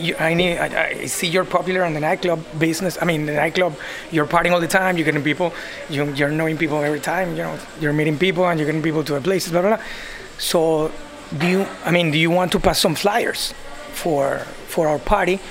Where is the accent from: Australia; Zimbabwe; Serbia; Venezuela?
Venezuela; Caracas, Capital District; moved away; Originally from Caracas, Venezuela.